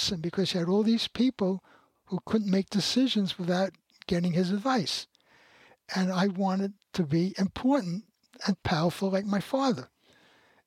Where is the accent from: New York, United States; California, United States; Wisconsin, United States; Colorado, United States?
New York, United States; New York City; I grew up in the Bronx